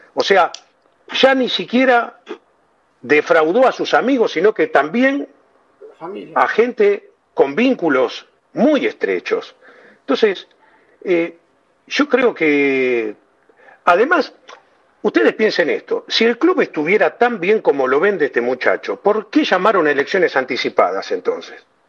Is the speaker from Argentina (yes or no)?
yes; Buenos Aires, Argentina; born or raised there